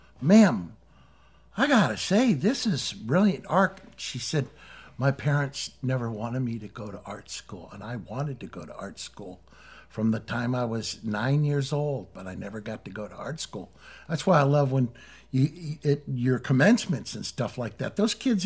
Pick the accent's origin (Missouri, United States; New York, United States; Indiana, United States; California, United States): Missouri, United States; my home state of Missouri